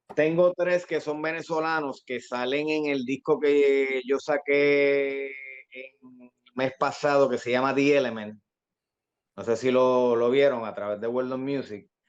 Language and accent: Spanish; Carolina, Puerto Rico; mi zona de donde soy, de Carolina, de Country Club